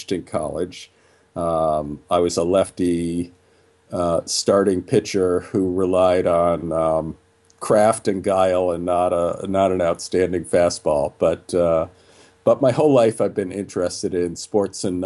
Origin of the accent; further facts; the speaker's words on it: Chicago, Illinois, United States; I basically grew up in Chicago as a typical Chicago kid